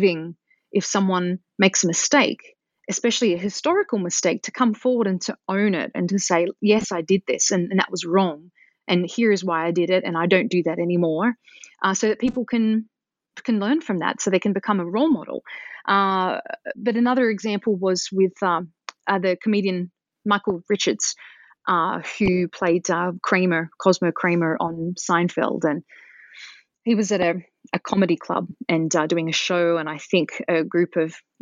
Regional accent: Australia; moved away; growing up in Australia

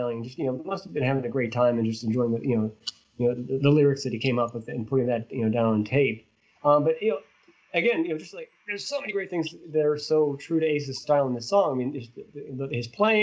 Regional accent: Swissvale, Pennsylvania, United States; my hometown, Swissvale

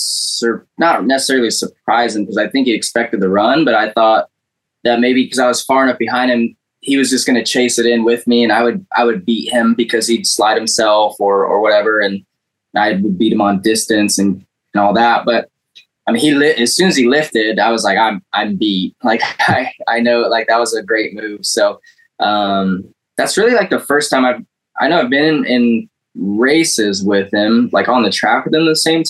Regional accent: California, United States; when I grew up in California

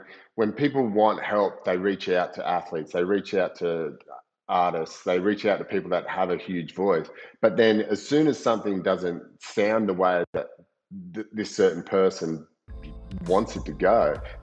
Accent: Coolangatta, Queensland, Australia; my hometown too, Coolangatta

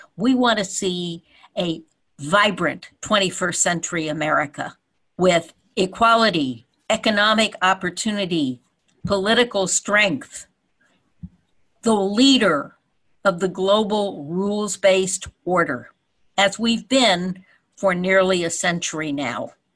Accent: California, United States; we Californians

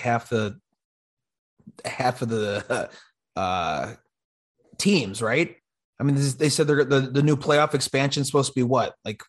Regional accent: Chicago, Illinois, United States; moved away as an adult; now in South Jersey, United States; I'm from Chicago, so I'm a big Cubs fan, but I just moved to New Jersey in July.

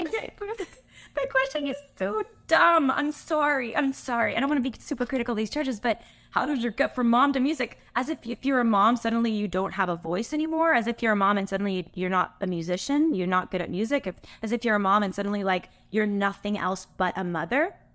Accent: California, United States; I'm from California

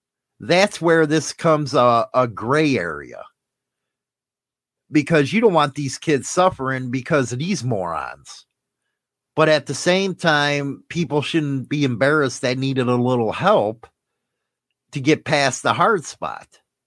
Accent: Canada; Medicare in Canada isn't what it used to be, but it's better than nothing. Still happy I'm Canadian.

